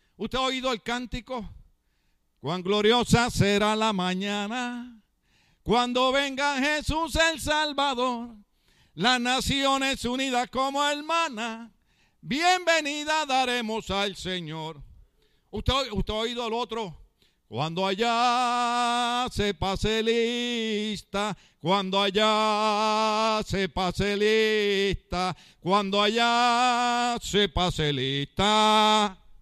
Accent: Puerto Rico; now in California, United States

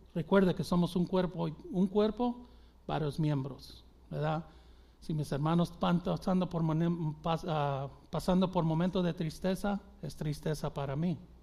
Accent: Mexico; los mexicanos porque es, es mi gente

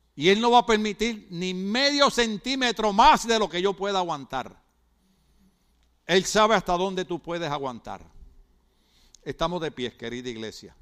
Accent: Puerto Rico; moved away; En mi país, que de ahí es él, en mi país

